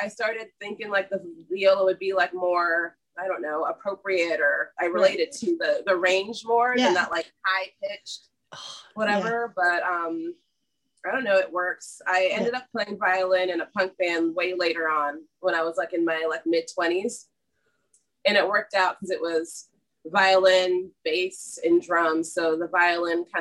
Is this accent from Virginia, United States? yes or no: yes; suburbs of Washington, D.C., Virginia, United States; moved away as an adult; also born or lived in New Orleans, Louisiana; now in Sarasota, United States; I grew up in Virginia, like the suburbs of Washington, D.C.